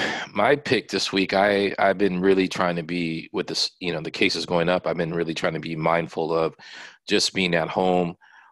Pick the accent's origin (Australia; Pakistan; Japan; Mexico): Japan; born there; I was born in Japan, so I have, Japanese food that I lean towards